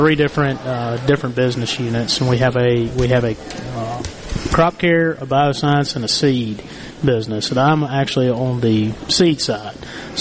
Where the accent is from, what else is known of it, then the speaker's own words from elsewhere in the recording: Indianola, Mississippi, United States; I grew up in the Delta, so I'm actually from Indianola, Mississippi. And, of course, it is an agricultural community. And grew up around farming, worked on a farm when I was in high school.